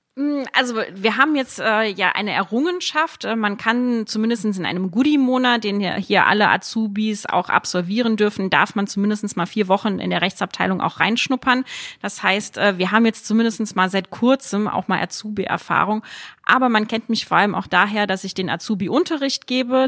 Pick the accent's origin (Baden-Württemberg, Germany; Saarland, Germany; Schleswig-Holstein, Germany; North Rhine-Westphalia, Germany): Saarland, Germany; moved away; für mich als gebürtige Saarländerin